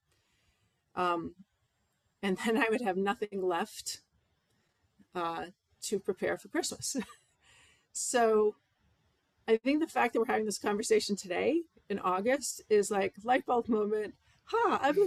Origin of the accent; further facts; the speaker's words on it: Massachusetts, United States; now in Maine, United States; my hometown church in Massachusetts